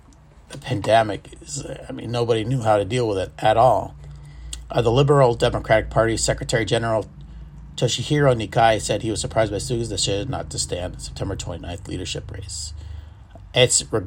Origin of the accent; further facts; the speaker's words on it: United States; growing up in Tahoe